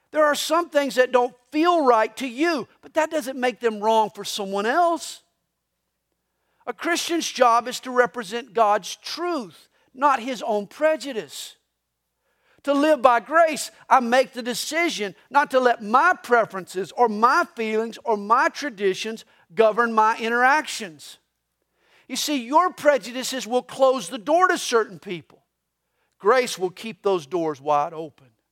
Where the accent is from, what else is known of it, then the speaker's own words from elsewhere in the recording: the South, United States; I grew up in the South. I grew up in a traditional Southern Baptist church